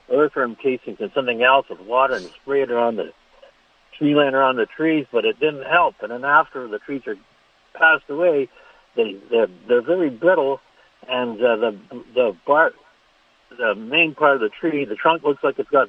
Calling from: Lebo, Kansas, United States

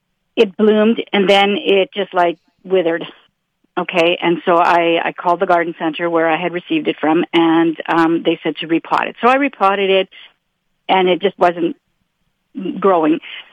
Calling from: Oak Bluff, Manitoba, Canada; Oak Bluff.

